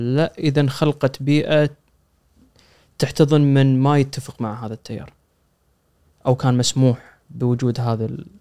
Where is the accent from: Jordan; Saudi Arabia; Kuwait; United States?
Kuwait; عندنا بالكويت الأغر